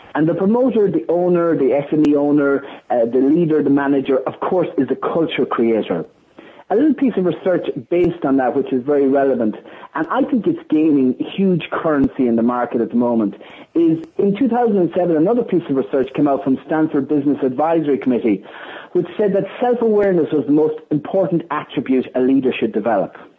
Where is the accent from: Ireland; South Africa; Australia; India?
Ireland; being an Irish person